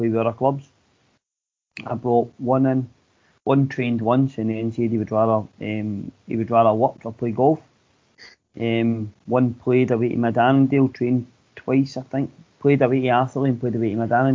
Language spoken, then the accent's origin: English; Glasgow, Scotland, United Kingdom; I was brought up in East End of Glasgow